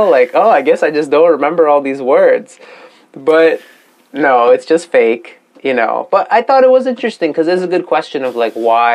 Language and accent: English; Iran; moved away; also born or lived in Dezful; I'm from Iran.